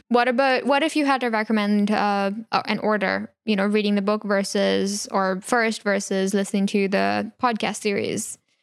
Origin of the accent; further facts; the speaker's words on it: India; moved away; I grew up in India